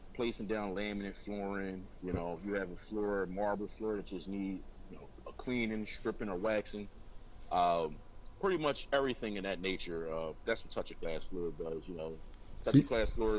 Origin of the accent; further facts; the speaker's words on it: Philadelphia, Pennsylvania, United States; I'm originally from South Philadelphia, now reside up in the Germantown area of the city